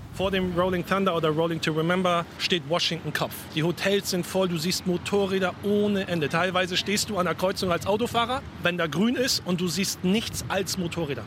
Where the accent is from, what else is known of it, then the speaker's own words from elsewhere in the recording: Germany; moved away as an adult; also born or lived in Hamburg; now in United States; Ich als Deutscher, Nicht-Amerikaner